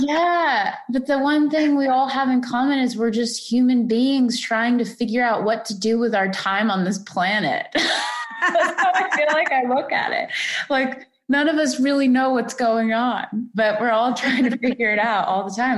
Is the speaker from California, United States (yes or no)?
no; Florida, United States; moved away; I'm from Florida too, originally